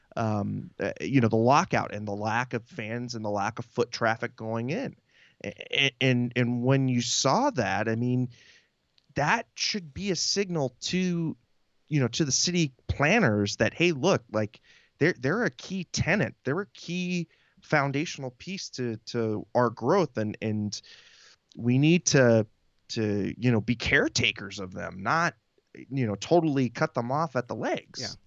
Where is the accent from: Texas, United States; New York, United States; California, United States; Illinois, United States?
California, United States; San Jose; also born or lived in Mountain View; now in San Diego, United States; I spent, uh, a lot of my formative years, especially in East San Jose